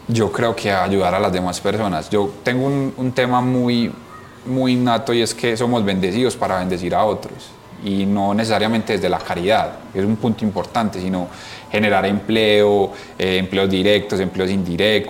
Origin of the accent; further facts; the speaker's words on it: Colombia; nosotros somos súper orgullosos de ser 100% colombianos